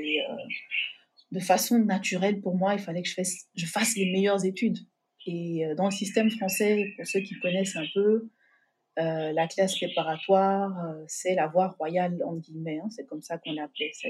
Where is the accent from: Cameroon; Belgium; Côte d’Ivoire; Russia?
Côte d’Ivoire; Abidjan; moved away as an adult; also born or lived in France / New York, United States / Senegal; alors, je, précise, j'ai grandi à Abidjan, mais je suis née en France.